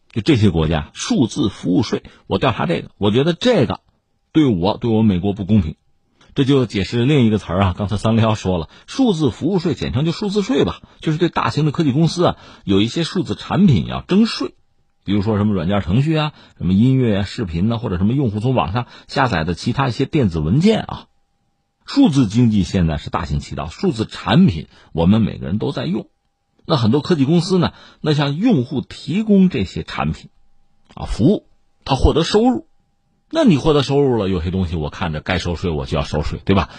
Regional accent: China; 特别我们中国人吧

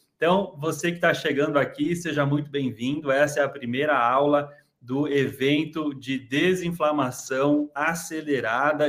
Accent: Santa Catarina, Brazil; Xanxerê, da minha terra, Santa Catarina

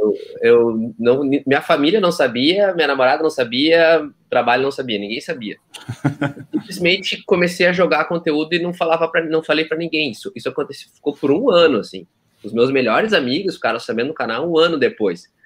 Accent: Santa Cruz do Sul, Rio Grande do Sul, Brazil; moved away as an adult; also born or lived in Porto Alegre; eu sou nascido e criado em Santa Cruz, tá? Então a cidade é até perto de vocês aí

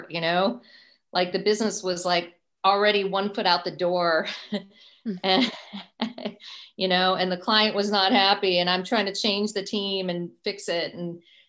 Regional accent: United States; as an American

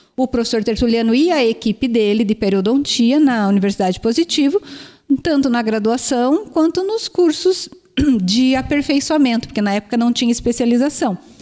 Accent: Curitiba, Paraná, Brazil; moved away as an adult; also born or lived in Umuarama / Araçatuba; eu sou de Curitiba, mas eu estudei fora

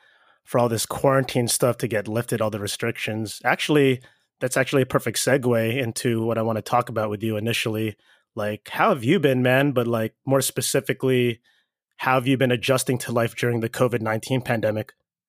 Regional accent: Philippines; I'm Filipino and we have like, we're basically the Spanish Asians, you know what I'm saying?

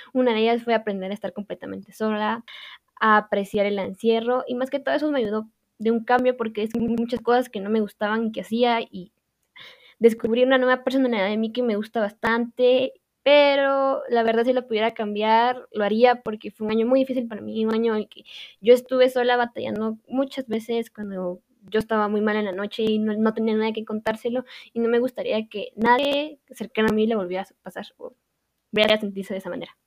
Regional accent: Quetzaltenango, Guatemala; soy originaria de Quetzaltenango

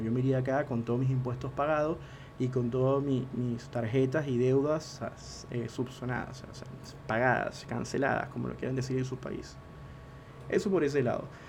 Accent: Venezuela; moved away as an adult; now in Argentina; Yo soy venezolano, vivo en Argentina desde hace unos cuantos años y sé lo que es emigrar

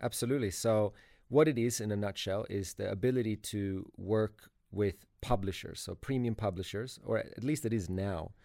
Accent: Sweden; now in Sydney, Australia; I'm originally from Sweden

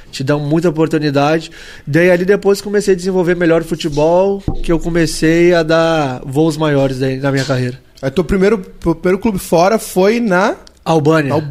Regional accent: Alvorada, Rio Grande do Sul, Brazil; Sou de Metropolitana de Porto Alegre, Alvorada. Sou de Alvorada.

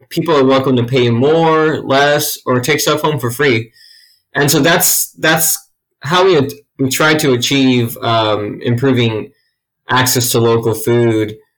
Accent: California, United States; moved away as an adult; now in Athens, United States; I was born and raised in California

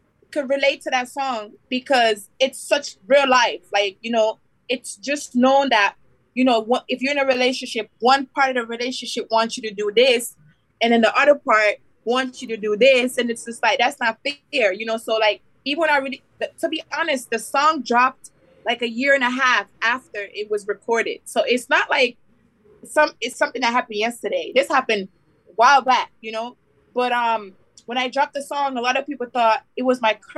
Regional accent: Miami, Florida, United States; born or raised there; also born or lived in Westmoreland, Jamaica

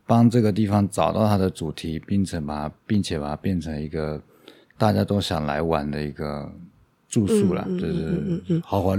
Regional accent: Taiwan; born there; also born or lived in Argentina / Uruguay; 我其实我是侨生，嗯，然后我在我是在台湾出生，后来我大概在国外花了住了十二年。

